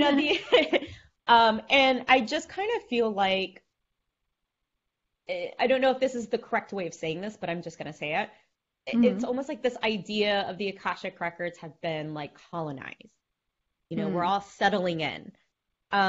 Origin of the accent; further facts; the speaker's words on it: the South, United States; we grew up in the South